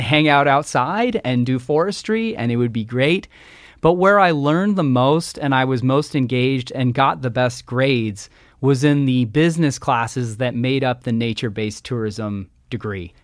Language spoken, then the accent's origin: English; Redmond, Washington, United States; I grew up in Redmond, Washington, the bicycle capital of Washington State